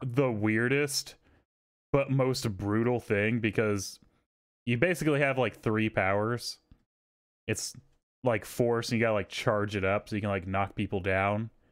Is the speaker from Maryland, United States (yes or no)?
no; Texas, United States; I grew up in Texas